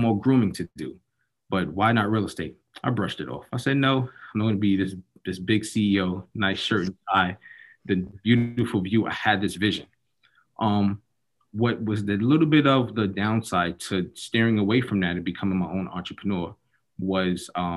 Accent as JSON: {"language": "English", "town": "New York City", "region": "New York", "country": "United States", "tie": "born or raised there", "moved": "yes", "lives_now": "Orlando, United States", "said": "I'm currently in Orlando, Florida, born and raised in Harlem, New York."}